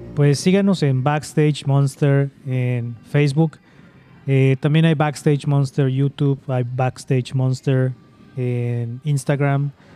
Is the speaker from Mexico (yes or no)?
yes; Yucatán, Mexico; also born or lived in Bay Area, California; now in California, United States; mi pueblo, de Yucatán